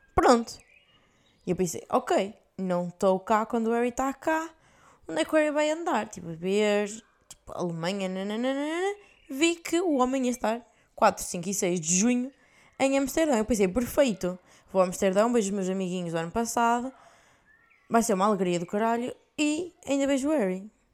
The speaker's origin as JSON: {"language": "Portuguese", "country": "Portugal", "moved": "yes", "lives_now": "Belgium", "said": "Nossa terra é Portugal"}